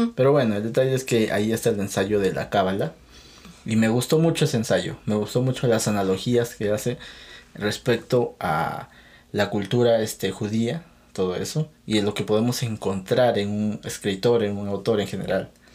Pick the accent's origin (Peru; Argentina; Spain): Peru; yo no soy mexicano, yo soy peruano